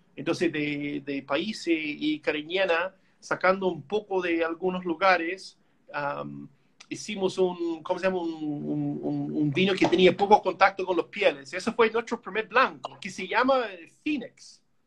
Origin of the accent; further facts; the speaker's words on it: Canada; Spanish is a second language; moved away as an adult; now in Chile; yo como canadiense yo pienso así, ¿no? Yo soy de país chico al lado del monstruo